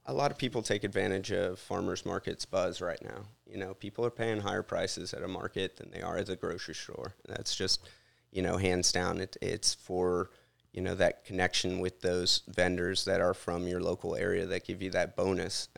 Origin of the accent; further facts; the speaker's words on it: Houston, Texas, United States; moved away as an adult; also born or lived in Louisiana; now in Bucks County, United States; I'm from Texas, but, uh, as my last name implies, I'm Cajun as well